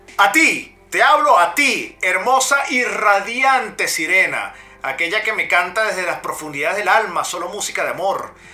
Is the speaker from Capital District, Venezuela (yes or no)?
yes; Caracas, Capital District, Venezuela; yo nací en Caracas, yo nací en Caracas, en La Vega